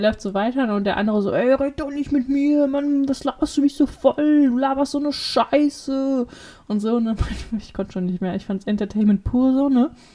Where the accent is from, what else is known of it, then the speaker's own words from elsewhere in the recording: Witten, North Rhine-Westphalia, Germany; bei uns in Witten